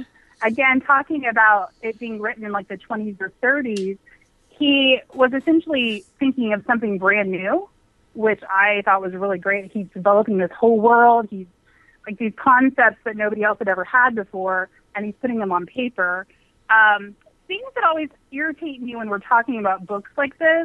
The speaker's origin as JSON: {"language": "English", "town": "Tifton", "region": "Georgia", "country": "United States", "said": "I'm from Tipton, Georgia"}